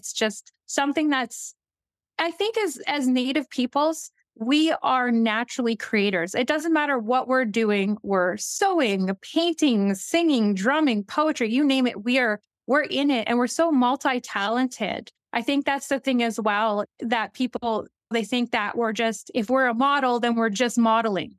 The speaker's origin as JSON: {"language": "English", "town": "La Ronge", "region": "Saskatchewan", "country": "Canada", "tie": "born or raised there", "also_born_or_lived": "St. Louis, Saskatchewan", "said": "I'm from Northern Saskatchewan. Originally grew up a little bit in LaRonge first."}